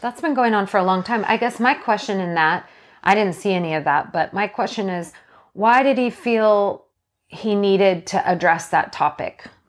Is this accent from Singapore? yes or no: no; Canada; now in Washington, United States; I was born in Canada